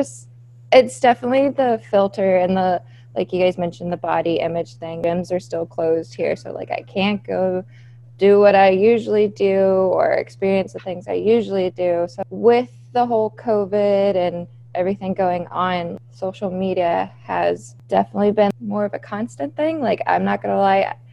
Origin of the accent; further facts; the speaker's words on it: South Carolina, United States; now in Michigan, United States; I'm originally from South Carolina. So I have family down in South Carolina